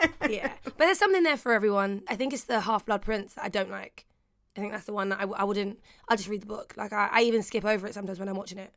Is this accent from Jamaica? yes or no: no; London, United Kingdom; I grew up in Peckham, so we had Peckham-plex